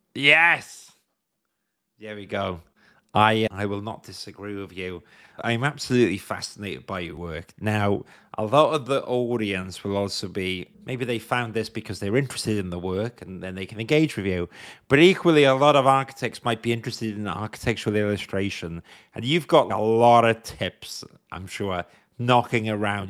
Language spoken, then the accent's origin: English; Wales, United Kingdom; as a Welsh person